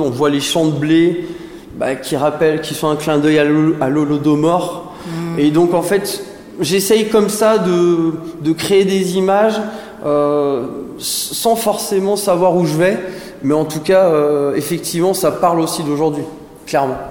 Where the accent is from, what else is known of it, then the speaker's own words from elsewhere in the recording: Saint-Étienne, Auvergne-Rhône-Alpes, France; moved away; also born or lived in Antilles / Bordeaux; je viens de Saint-Étienne, donc c'est une ville euh, bassin minier houillé qui m'a fortement influencé.